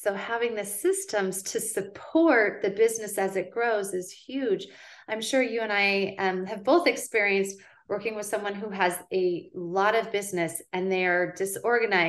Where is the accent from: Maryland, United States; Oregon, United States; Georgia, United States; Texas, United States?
Oregon, United States; West Linn; my family moved here when I was 14